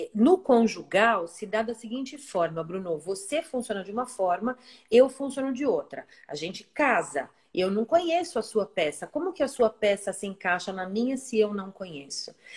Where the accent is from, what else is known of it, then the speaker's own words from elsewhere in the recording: São Paulo, Brazil; moved away as an adult; now in Ilhabela, Brazil; nascida e criada em São Paulo, mas hoje resido em Ilhabela